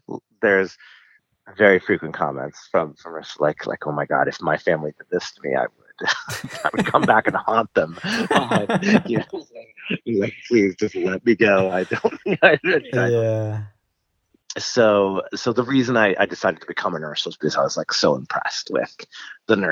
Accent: Guatemala; moved away; I'm from Guatemala, so I speak Spanish.

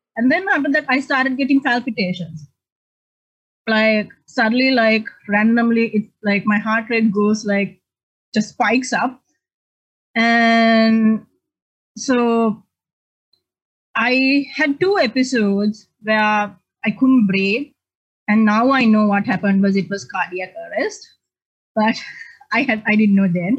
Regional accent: Sri Lanka; also born or lived in Australia; now in Arlington, United States; I'm originally from Sri Lanka

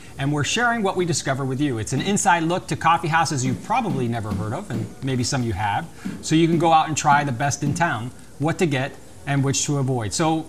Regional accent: Miami, Florida, United States; I'm Cuban. I was born and raised in North Cuba, otherwise known as Miami.

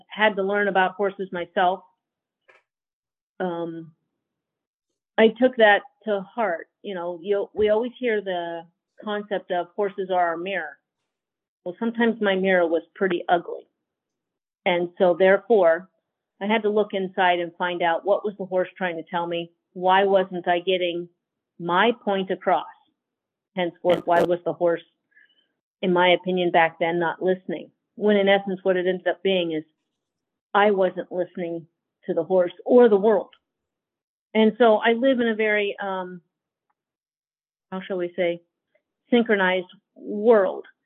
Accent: Pennsylvania, United States; moved away as an adult; also born or lived in Idaho; now in Emmett, Idaho, United States; I grew up in Pennsylvania

